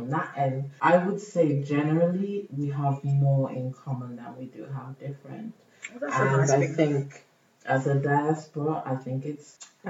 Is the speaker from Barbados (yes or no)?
yes; Barbados; now in United Kingdom; I'm from Barbados